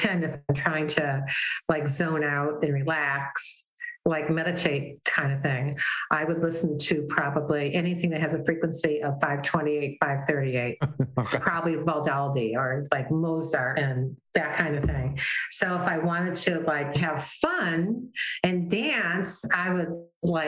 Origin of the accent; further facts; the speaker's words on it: Wyandotte, Michigan, United States; moved away; I'm originally from Michigan.